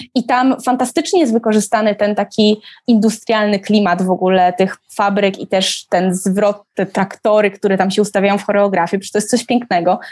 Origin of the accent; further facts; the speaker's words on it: Katowice, Silesian Voivodeship, Poland; ja się wychowałam dokładnie na tym osiedlu. Widać moje bloki w filmie